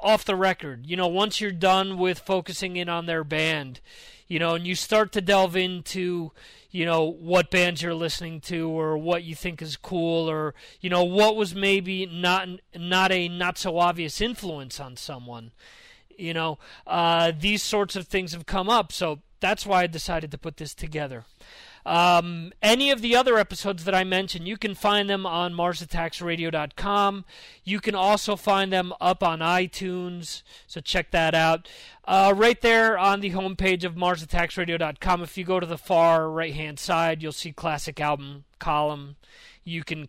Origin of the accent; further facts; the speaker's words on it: New Jersey, United States; for those of us from North Jersey